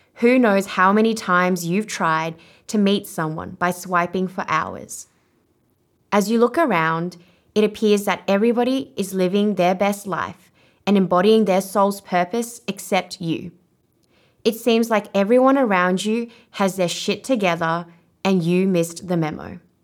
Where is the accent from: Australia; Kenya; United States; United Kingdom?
Australia; accent: Australian; first language Vietnamese; I was one of the only Asian Australians at my school, and my family would make fun of my Australian accent